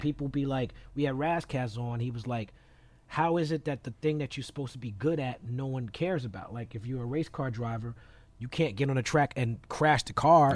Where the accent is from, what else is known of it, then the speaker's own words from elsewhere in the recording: New York City, New York, United States; I'm an American born in Brooklyn